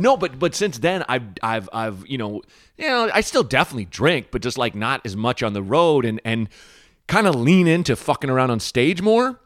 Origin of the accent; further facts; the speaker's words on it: Portland, United States; growing up in Portland, we were in a kind of a shitty area